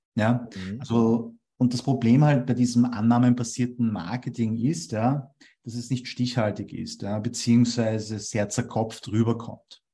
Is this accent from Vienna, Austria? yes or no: yes; Vienna, Austria; first language German; Ich bin in Wien geboren und aufgewachsen, also ich bin auch in einen Wiener Kindergarten gegangen.